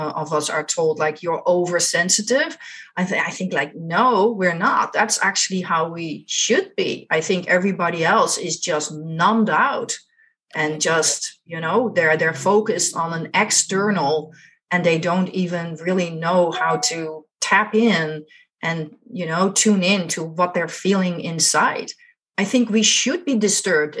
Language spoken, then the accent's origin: English; Netherlands; I grew up in Holland, the Netherlands